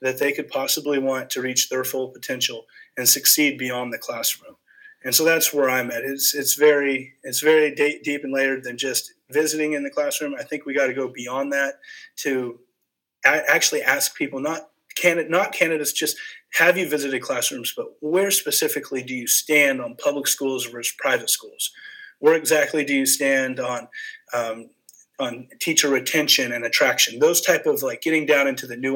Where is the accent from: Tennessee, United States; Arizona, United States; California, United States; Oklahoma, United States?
Oklahoma, United States; Bartlesville; I'm from Bartlesville